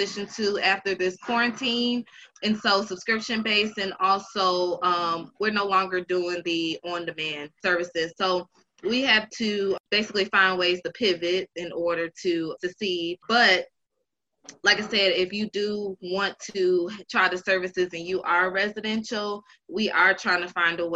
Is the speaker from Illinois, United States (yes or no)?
no; Charlotte, North Carolina, United States; also born or lived in Buffalo, New York; I'm from Buffalo, New York, by way raised in Charlotte, North Carolina